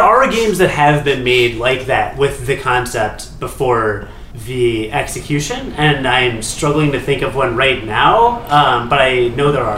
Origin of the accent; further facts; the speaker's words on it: United States; I'm an American